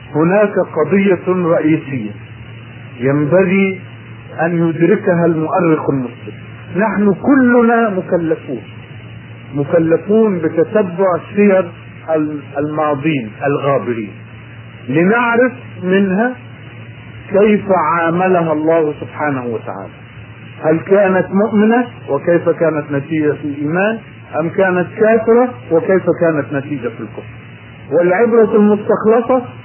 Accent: Egypt; في بلدنا

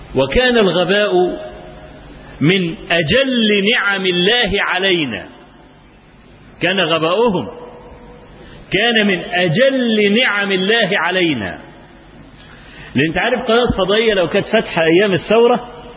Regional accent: Egypt; عندنا في مصر

